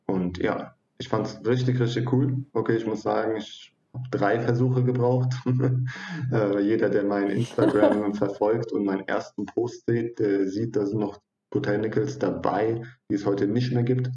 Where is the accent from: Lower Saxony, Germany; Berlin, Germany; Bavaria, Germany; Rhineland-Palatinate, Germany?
Rhineland-Palatinate, Germany; Neuwied; moved away as an adult; also born or lived in Hatay, Turkey (parents' origin); now in southern Germany; stamme ursprünglich aus Neuwied, äh, bin dort geboren und aufgewachsen und zur Schule gegangen